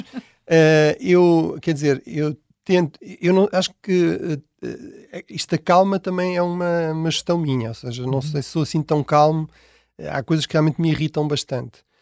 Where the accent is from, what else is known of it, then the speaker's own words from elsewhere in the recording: Tomar, Centro, Portugal; also born or lived in Portela, Tomar; now in Lisbon, Portugal; eu realmente nasci mesmo em Tomar